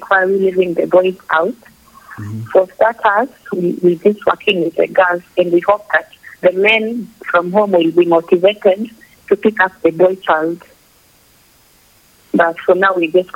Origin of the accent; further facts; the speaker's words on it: Bunyala, Busia County, Kenya; we are from here